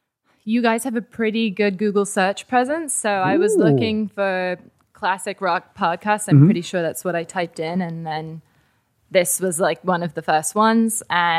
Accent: Weston, Connecticut, United States; also born or lived in England; now in Valley Village, United States; I lived in England till I was 10. And okay. Then I moved to Connecticut and actually the same town where … currently lives.

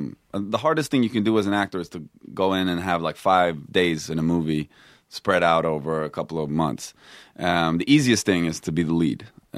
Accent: Stockholm, Stockholm County, Sweden; I grew up in Stockholm. Yeah.

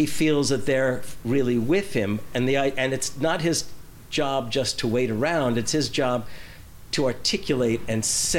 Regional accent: New Jersey, United States; when we had moved out to New Jersey

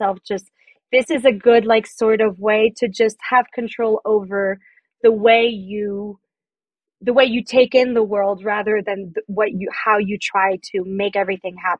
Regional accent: France; moved away as an adult; now in United States; I'm French. I grew up in France and I moved to the States about like 7 years ago.

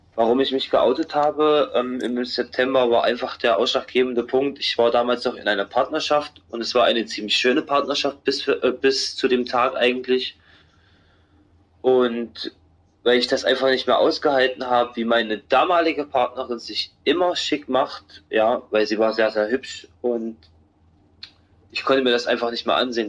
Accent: Halle, Saxony-Anhalt, Germany; als ich zurück wieder in meine Heimatstadt gefahren bin, Halle an der Saale

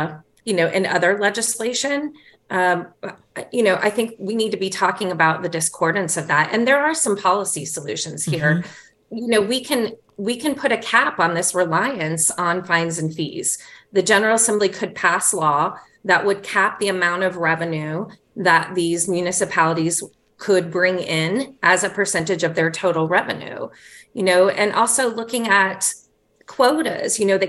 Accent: the South, United States; Well, Rose, I'm a Southerner. You know, things take time.

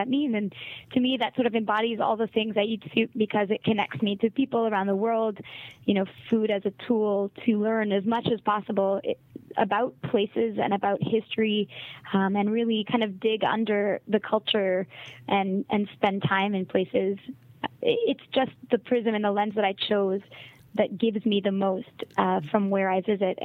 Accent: Montreal, Quebec, Canada; first language English; moved away; I am from Quebec. I'm from Montreal, but English is my first language

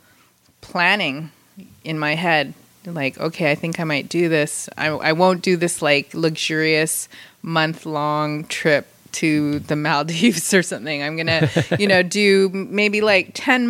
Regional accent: Vancouver, British Columbia, Canada; moved away as an adult; also born or lived in Philippines / Los Angeles / San Diego; now in Carlsbad, United States; I grew up in Vancouver. I was born in the Philippines, and then when I was very small, my family moved over

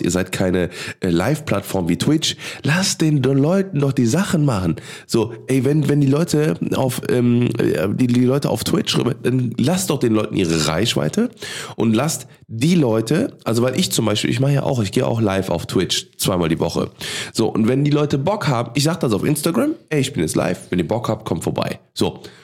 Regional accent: Cologne, North Rhine-Westphalia, Germany; als Kölner, ne, als geboren in Boden aufgewachsen

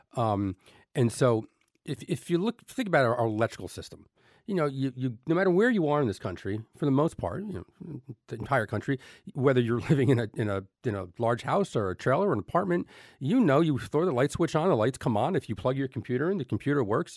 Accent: Elizabeth, New Jersey, United States; I grew up in Elizabeth, New Jersey

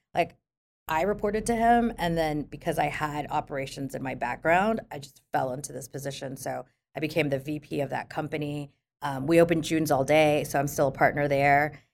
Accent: Philippines; moved away; I grew up in the Philippines

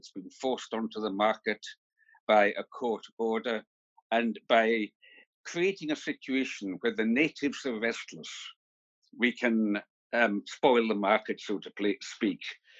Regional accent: Isle of Lewis, Outer Hebrides, Scotland, United Kingdom; also born or lived in Papua New Guinea; I grew up in the Isle of Lewis in the Outer Hebrides of Scotland

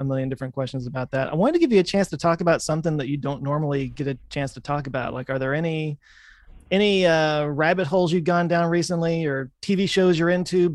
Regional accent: Dallas, Texas, United States; I've lived my whole life in Texas

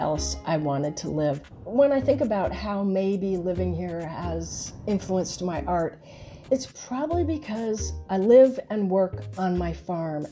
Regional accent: Rhode Island, United States; moved away as an adult; also born or lived in Atlanta, Georgia; now in Atlanta area, United States; I was born in Rhode Island, and I never thought I would live in the South

